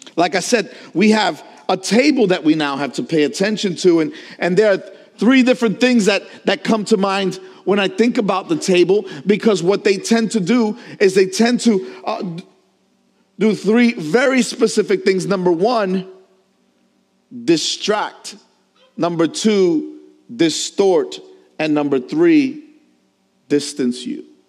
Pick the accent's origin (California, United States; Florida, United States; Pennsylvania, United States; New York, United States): New York, United States; As a New Yorker